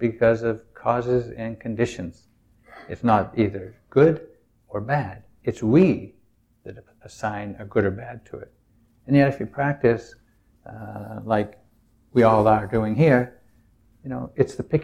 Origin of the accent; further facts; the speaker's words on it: New England, United States; I'm from New England. It's a very self-reliant, do it yourself, don't depend on anybody